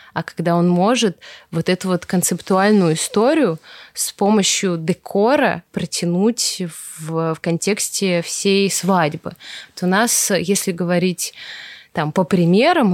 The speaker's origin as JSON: {"language": "Russian", "town": "Veliky Novgorod", "region": "Novgorod Oblast", "country": "Russia", "tie": "born or raised there", "said": "я из Великого Новгорода, и нас выводили с новгородскими художниками все эти наши старинные церкви там зарисовывать"}